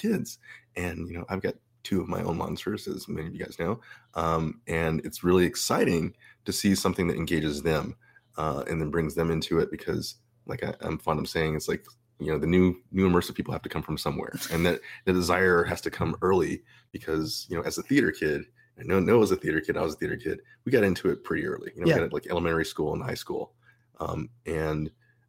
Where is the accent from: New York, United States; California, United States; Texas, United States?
California, United States; Southern; I grew up here in Southern California